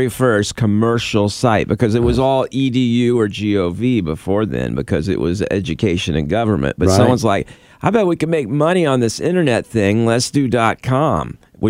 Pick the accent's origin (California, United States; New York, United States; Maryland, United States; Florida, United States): Florida, United States; I grew up in Florida.